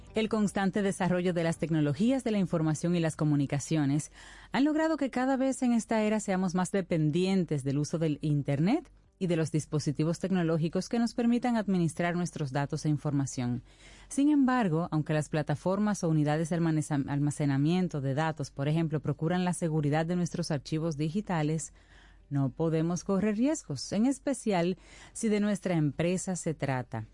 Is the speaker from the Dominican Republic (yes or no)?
yes; Dominican Republic; nosotros como dominicanos